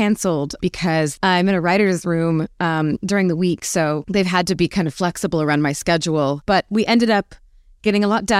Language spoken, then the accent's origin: English; Arizona, United States; Hot. Predictably, probably. I actually was quite an indoor kid.